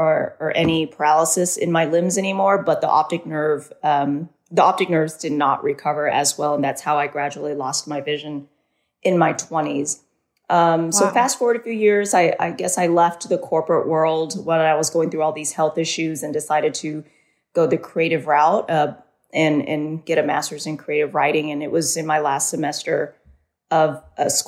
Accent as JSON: {"language": "English", "region": "Southern California", "country": "United States", "tie": "born or raised there", "said": "I was born in Southern California. I grew up as an only child"}